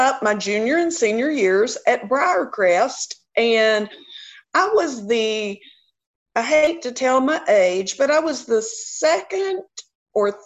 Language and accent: English; Memphis, Tennessee, United States; accent: Southern; also born or lived in Alabama / Georgia / South Carolina / Atlanta, Georgia; I grew up in the Fox Meadows area